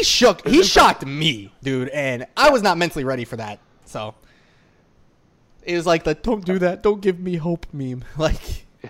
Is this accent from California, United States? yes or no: no; Chicago, Illinois, United States; my hometown team, Chi-Town.